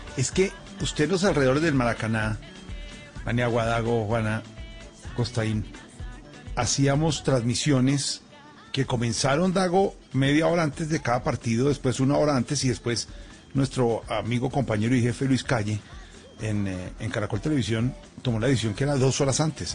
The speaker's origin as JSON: {"language": "Spanish", "country": "Colombia", "said": "nos sentimos tan orgullosos de ser colombianos"}